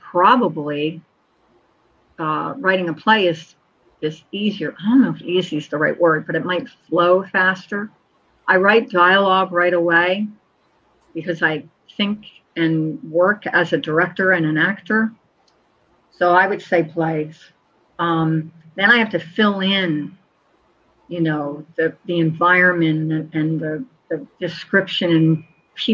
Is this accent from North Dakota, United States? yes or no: no; Collingswood, New Jersey, United States; my hometown where I grew up